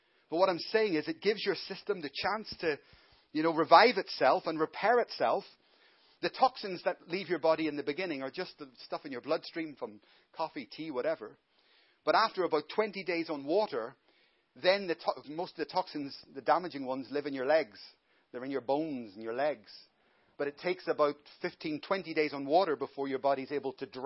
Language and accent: English; Ireland; now in Glasgow, United Kingdom; I'm Irish.